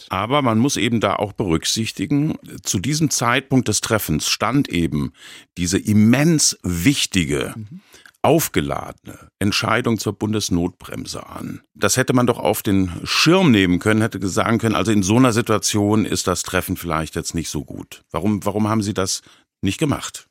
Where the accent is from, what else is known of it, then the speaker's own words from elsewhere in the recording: Baden-Baden, Baden-Württemberg, Germany; in meiner Heimatstadt Baden-Baden